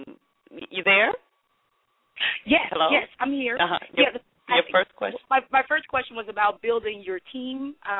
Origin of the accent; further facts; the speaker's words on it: Baton Rouge, Louisiana, United States; now in Washington, D.C., United States; I'm from Baton Rouge, Louisiana